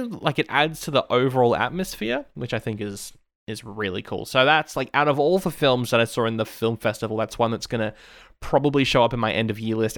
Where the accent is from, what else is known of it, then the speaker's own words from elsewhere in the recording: Australia; I am Aussie